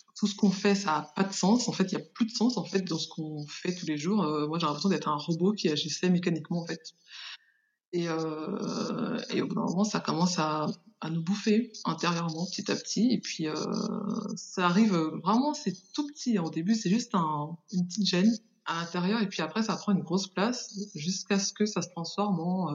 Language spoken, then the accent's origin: French; Paris region, Île-de-France, France; also born or lived in Haiti; Je suis née euh, en Haïti et je suis arrivée en France à l'âge de 5 ans. Et j'ai fait toute mon enfance en région parisienne